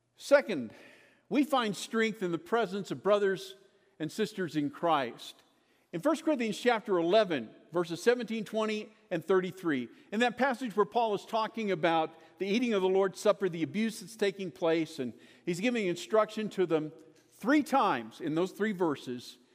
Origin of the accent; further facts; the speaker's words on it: Kansas, United States; moved away as an adult; also born or lived in Lubbock, Texas; I was born in Kansas, raised in Kansas